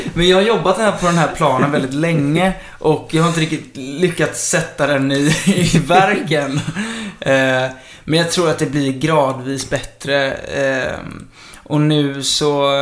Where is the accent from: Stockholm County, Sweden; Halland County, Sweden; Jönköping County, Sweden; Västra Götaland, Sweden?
Halland County, Sweden; Kullavik; also born or lived in Kungsbacka; Alltså jag kommer både från Kungsbacka och Kullavik, men jag har nästan hängt mest i Kullavik